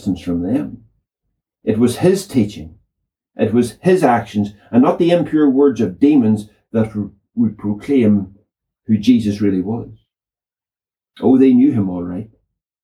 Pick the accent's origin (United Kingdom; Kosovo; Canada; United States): United Kingdom; Northern Ireland; I grew up in the Troubles